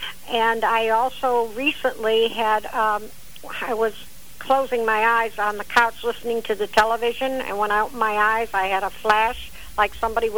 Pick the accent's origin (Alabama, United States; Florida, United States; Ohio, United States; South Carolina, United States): Ohio, United States; Cleveland; July 12th, 1934, and I was born in Cleveland, Ohio.